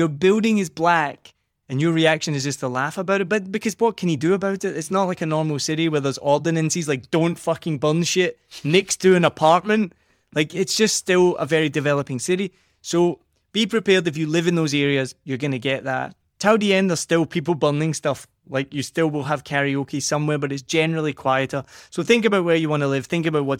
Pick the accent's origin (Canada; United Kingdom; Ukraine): United Kingdom; Scotland; accent: Scottish; now in Vietnam; if I was being really Scottish